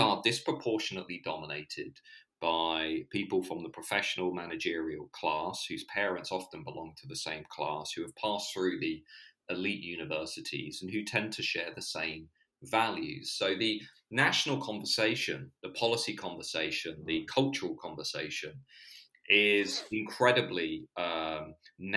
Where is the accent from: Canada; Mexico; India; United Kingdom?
United Kingdom; Hertfordshire, East of England; also born or lived in London; where I grew up in Hertfordshire